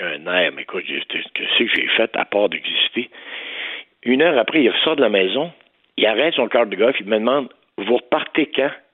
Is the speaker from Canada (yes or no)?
yes; Saint-Marc-sur-Richelieu, Quebec, Canada